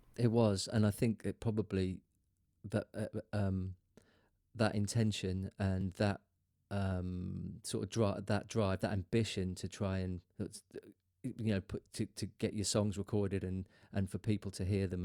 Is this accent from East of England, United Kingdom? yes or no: yes; Lowestoft, East of England, United Kingdom; moved away as an adult; also born or lived in London; my hometown of Lowestoft